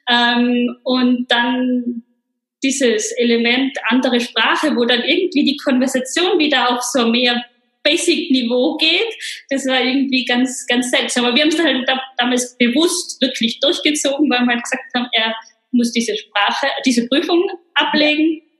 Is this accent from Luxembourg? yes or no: no; Innsbruck, Tyrol, Austria; Ich komme ursprünglich aus Innsbruck ähm, und bin wirklich in einer rein österreichischen Familie aufgewachsen.